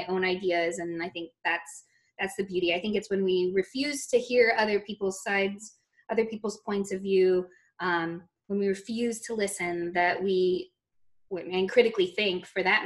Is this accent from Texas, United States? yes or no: yes; Texas, United States; I grew up in Texas